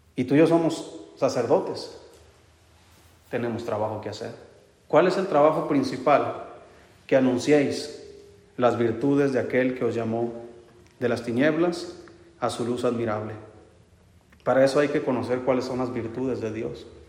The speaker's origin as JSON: {"language": "Spanish", "country": "Mexico", "said": "Yo soy mexicano, quién sabe qué sangre traigo"}